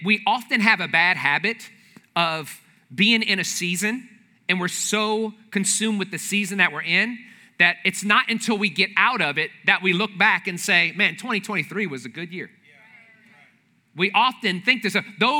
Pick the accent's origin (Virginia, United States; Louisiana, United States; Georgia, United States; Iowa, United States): Louisiana, United States; New Orleans; I'm from the New Orleans area